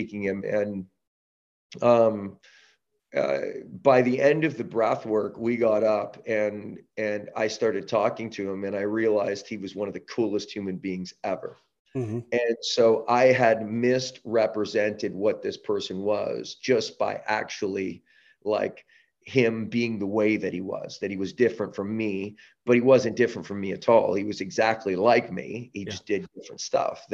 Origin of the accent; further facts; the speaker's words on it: Canada; also born or lived in Southern California; now in San Diego, United States; I'm from Canada. We don't live in echo chambers as much up there